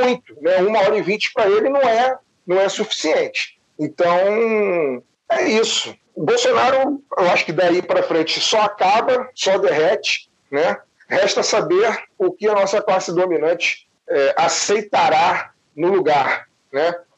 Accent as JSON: {"language": "Portuguese", "country": "Brazil", "said": "nós, enquanto brasileiros"}